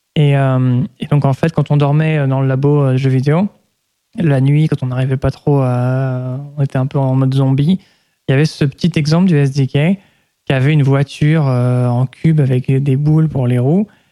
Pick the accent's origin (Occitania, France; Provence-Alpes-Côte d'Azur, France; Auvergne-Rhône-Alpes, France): Auvergne-Rhône-Alpes, France; Lyon; moved away as an adult; also born or lived in United States; J'ai grandi en France, à Lyon